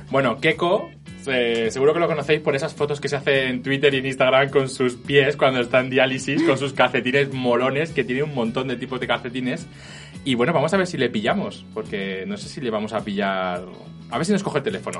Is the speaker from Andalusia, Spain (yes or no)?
no; Elche, Valencian Community, Spain; moved away; yo soy de Elche